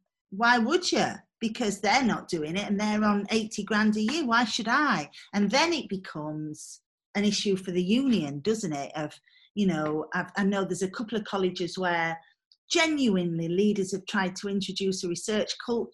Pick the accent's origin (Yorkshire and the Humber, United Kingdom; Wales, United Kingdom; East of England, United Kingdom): Yorkshire and the Humber, United Kingdom; Mexborough; I come from Mexborough